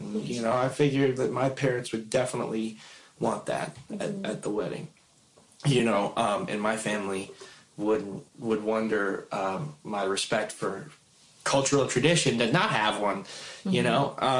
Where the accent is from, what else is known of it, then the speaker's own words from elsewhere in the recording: Philippines; I don't think that I'm any better because I'm Filipino, but I consider it one of my strengths.